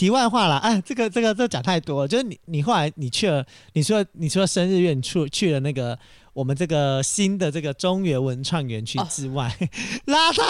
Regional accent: Taoyuan, Taiwan; 就是你会常常觉得说啊，我们桃园人应该要给桃园人机会，你应该要推广桃园的艺文人

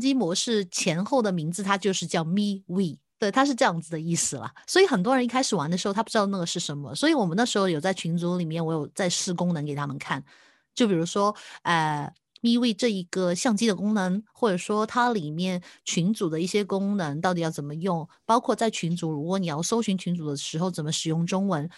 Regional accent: Hong Kong; 对我们香港人来说

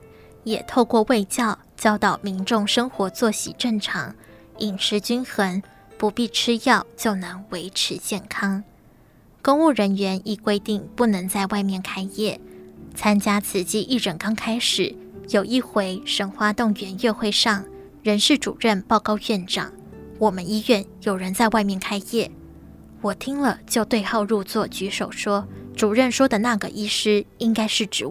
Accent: Tainan, Taiwan; 我是台南人，父亲是警察，母亲从事农作，微薄的收入要养活我们九个子女，家里经济常捉襟见肘。

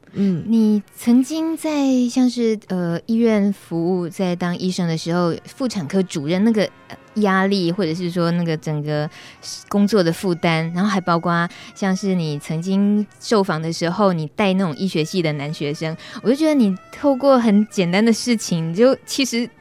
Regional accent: Taichung, Taiwan; 我们都是台中人

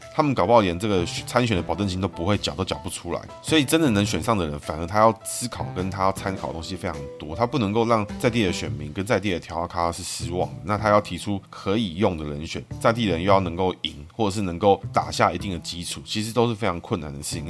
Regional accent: Taipei, Taiwan; 从小我在台北长大

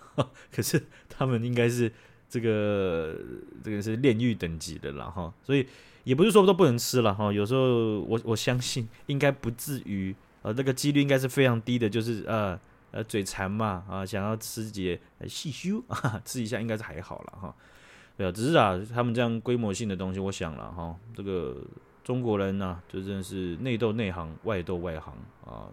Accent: Taiwan; 我们台湾人

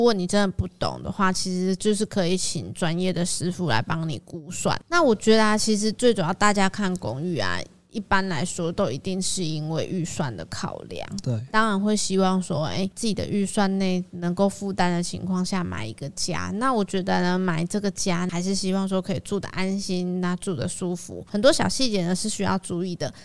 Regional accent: Taiwan; 可是像一般我们台湾人，大部分其实都还是有在拿香拜拜的

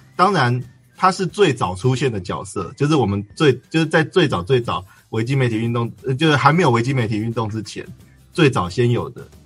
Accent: Sanxia, New Taipei, Taiwan; 我就是三峡那边土生土长的人

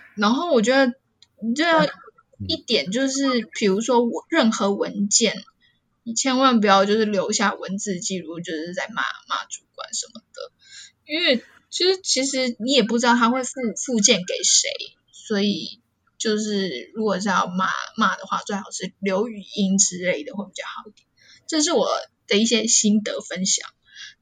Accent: Taiwan; moved away as an adult; now in Japan; 我明明就台湾人

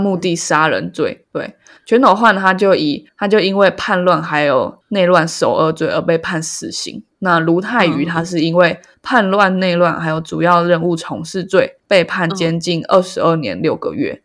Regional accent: Taiwan; 身为一个台湾人

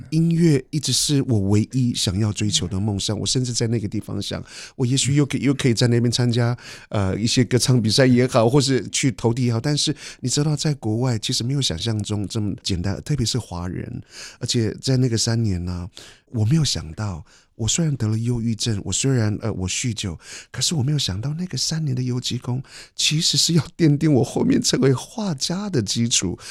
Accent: Yuli, Hualien County, Taiwan; now in Edinburgh, United Kingdom; 我是来自花莲玉里的阿美族人

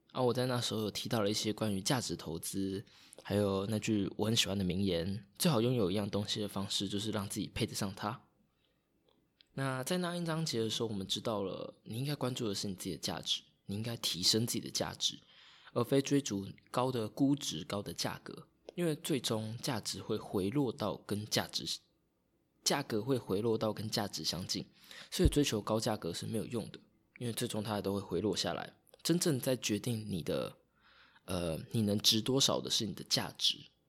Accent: Taitung County, Taiwan; also born or lived in Taipei; 我老家是在台东，然后家又是住在大马路旁边，就是如果你要到台东来，从屏东到台东必经之路

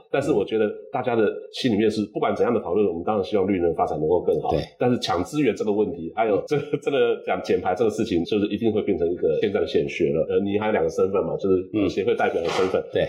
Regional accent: Taiwan; 身为台湾人还蛮骄傲的

